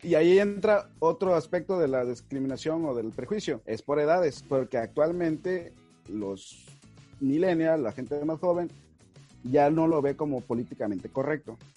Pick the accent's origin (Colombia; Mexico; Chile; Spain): Mexico; para nosotros en México, eh, hablando como mexicanos